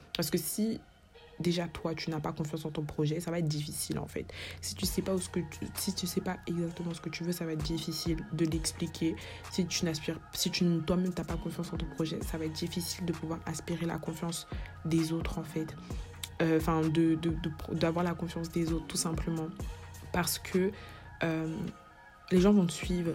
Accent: Cameroon; moi je suis camerounaise

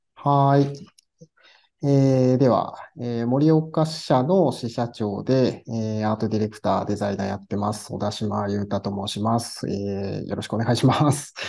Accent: Iwate, Japan; moved away as an adult; also born or lived in Tokyo; now in Morioka, Japan; 岩手に戻ろうかなと思い始めた時に

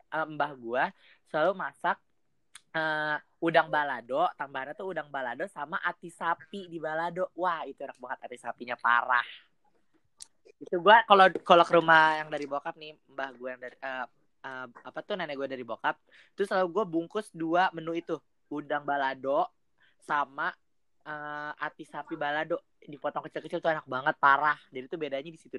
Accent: Jakarta, Indonesia; Kalau gue nih Betawi nih.

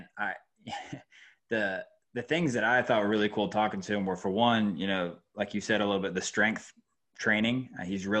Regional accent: Georgia, United States; moved away as an adult; I'm from Georgia. And I coached down there for like 3 or 4 years before moving up here.

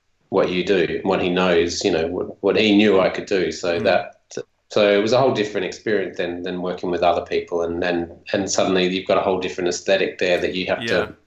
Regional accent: Gawler, South Australia, Australia; also born or lived in Adelaide; later on in high school, we ended up moving to Adelaide, and from where we grew up in Gawler

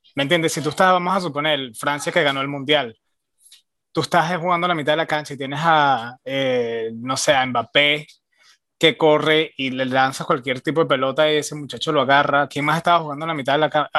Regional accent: Venezuela; also born or lived in Miami; now in Austin, United States

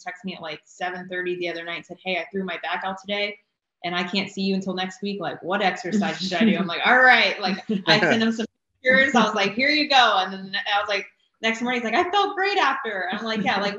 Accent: Wilmington, North Carolina, United States; I'm from Wilmington originally.

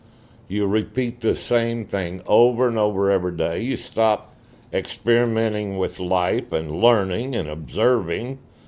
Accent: Stephenville, Texas, United States; also born or lived in Morgan Mill, Texas; I was born in Stephenville, Texas, but at the time, my folks lived in a little burg outside of Stephenville called Morgan Mill.

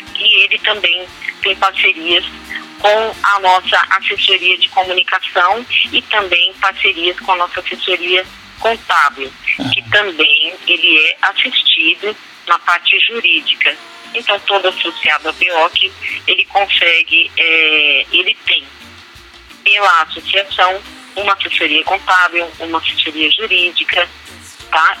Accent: Brazil; nós, como bons brasileiros

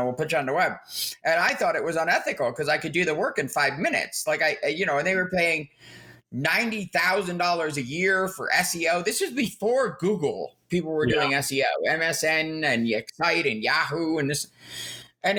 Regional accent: Edison, New Jersey, United States; accent: New York / New Jersey; moved away; also born or lived in Oberlin, Kansas; I grew up in what the town that used to be called Raritan Township that they named after him, called Edison, New Jersey.

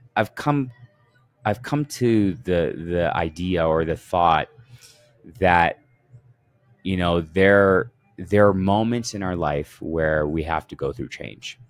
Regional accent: Canada; I grew up in Canada and I was amongst Ethiopians

